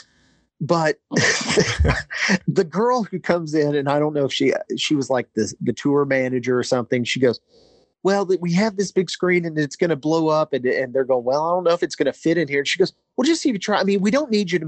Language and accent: English; Paducah, Kentucky, United States; moved away as an adult; Born and raised in Paducah, Kentucky.